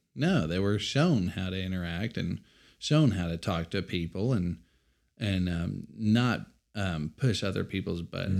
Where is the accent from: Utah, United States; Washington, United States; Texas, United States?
Texas, United States; Amarillo; We were raised in North Amarillo